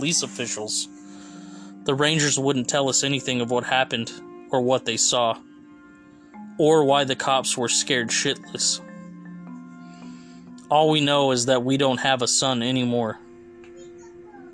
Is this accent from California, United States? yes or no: yes; Fresno, California, United States; my hometown AAA team, the Fresno Grizzlies